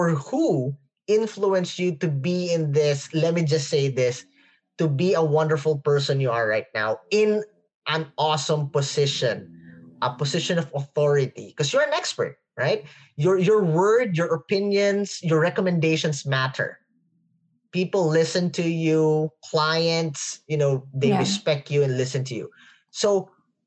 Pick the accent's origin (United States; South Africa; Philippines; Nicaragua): Philippines; English is a second language; English is not my first language, so forgive me if I can't pronounce some words properly. we speak Filipino in the Philippines